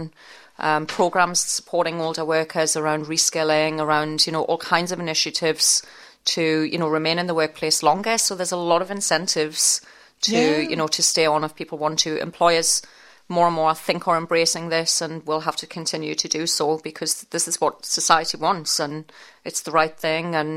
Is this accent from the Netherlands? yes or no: no; Newcastle upon Tyne, North East England, United Kingdom; accent: Geordie; I'm a Geordie from Newcastle upon Tyne. No piece of software understands the northeast accent.